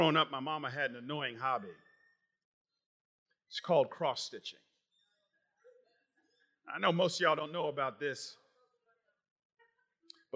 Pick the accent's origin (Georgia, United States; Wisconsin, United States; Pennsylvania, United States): Georgia, United States; Atlanta; moved away; I grew up in Atlanta